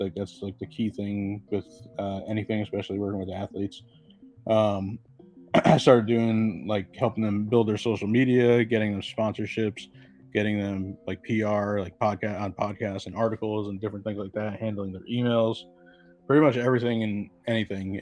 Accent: Connecticut, United States; I'm from Connecticut

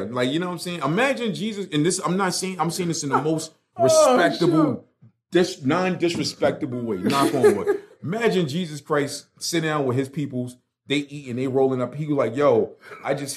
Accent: New York City, New York, United States; moved away as an adult; now in North Carolina, United States; I grew up in Brooklyn. I've known Jewish people with pale white skin in Crown Heights where I grew up.

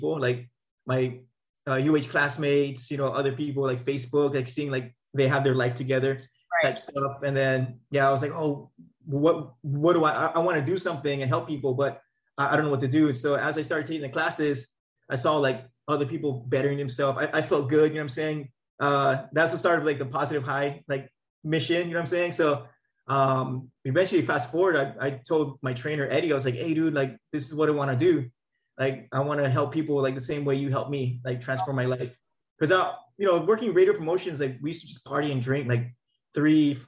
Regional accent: Maui, Hawaii, United States; moved away as an adult; also born or lived in Oahu, Hawaii / Bay Area, California; now in Elk Grove, United States; Born and raised on Maui, and then so after graduating Lahainaluna High School

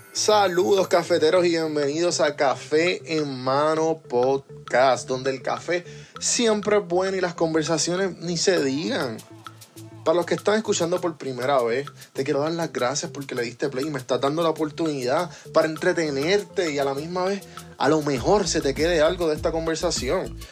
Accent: Puerto Rico; now in Atlanta, United States

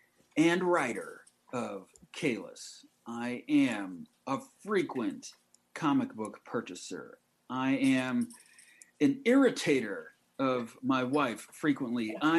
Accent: Orlando, Florida, United States; I'm from Orlando. I'm in Orlando.

